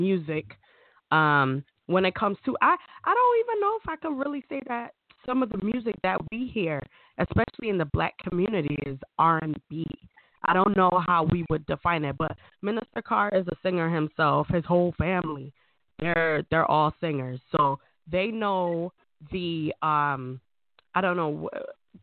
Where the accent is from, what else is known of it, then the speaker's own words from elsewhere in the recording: Jamaica; I'm Jamaican